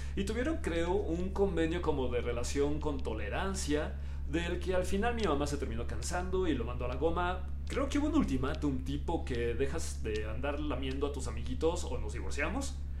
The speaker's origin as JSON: {"language": "Spanish", "country": "Mexico", "said": "Mi identidad es que yo soy mexicano"}